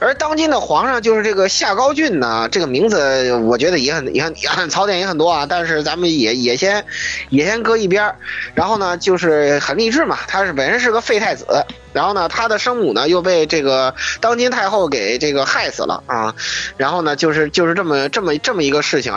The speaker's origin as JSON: {"language": "Chinese", "country": "China", "said": "作为中国人看"}